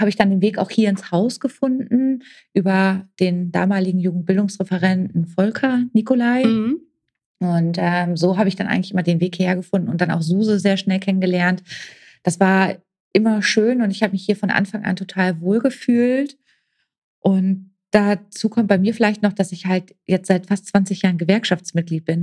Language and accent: German; Oldenburg, Lower Saxony, Germany; moved away as an adult; now in Gelsenkirchen, Germany; komme gebürtig aus Oldenburg, äh, wohne jetzt seit 2011 in Gelsenkirchen